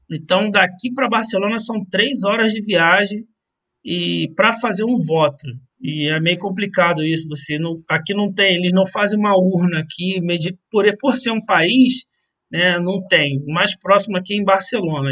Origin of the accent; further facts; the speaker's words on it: Brazil; now in Andorra; para gente aqui que estamos fora do, do Brasil